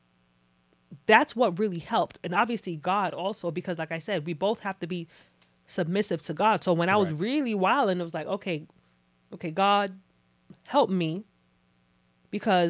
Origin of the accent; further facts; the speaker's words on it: Nigeria; I'm Nigerian, but in Nigerian culture, like growing up